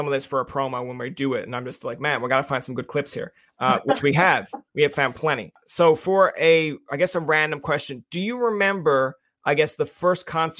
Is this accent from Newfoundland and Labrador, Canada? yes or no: yes; Newfoundland and Labrador, Canada; moved away as an adult; now in Ottawa, Canada; I'm a Newfoundlander.